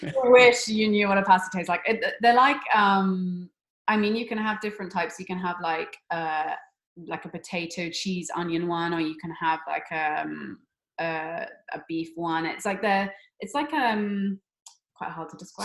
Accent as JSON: {"language": "English", "area": "Somerset", "region": "South West England", "country": "United Kingdom", "said": "we're, we're both from Somerset, which is in the, the West Country in England"}